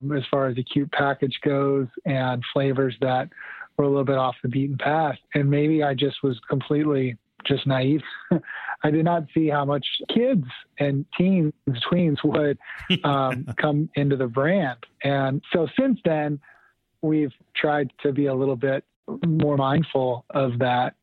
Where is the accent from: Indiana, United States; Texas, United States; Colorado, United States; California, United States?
Texas, United States; rural; I grew up in Texas in a um, entrepreneur family business